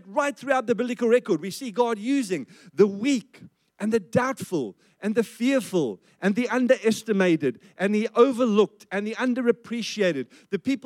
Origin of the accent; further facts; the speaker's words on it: South Africa; I grew up in South Africa, and I grew up under the apartheid system